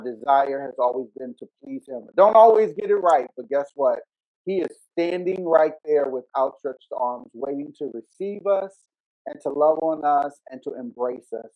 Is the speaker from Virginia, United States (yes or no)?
yes; Richmond, Virginia, United States; I grew up in Varina, in the eastern part of Henrico, in Richmond, Virginia